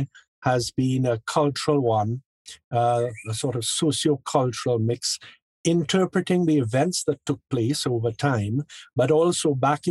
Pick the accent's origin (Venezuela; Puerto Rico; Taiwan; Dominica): Dominica; I was born and brought up in Dominica